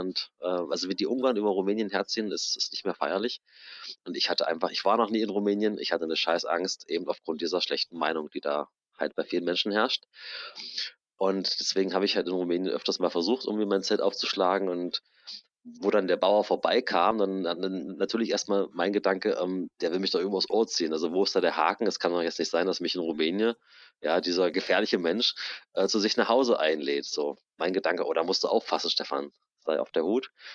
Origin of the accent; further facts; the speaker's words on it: Germany; wir in Deutschland